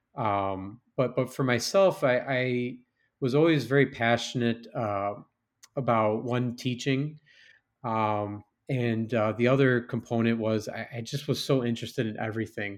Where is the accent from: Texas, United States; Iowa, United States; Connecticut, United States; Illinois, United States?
Illinois, United States; West Chicago; moved away; growing up in West Chicago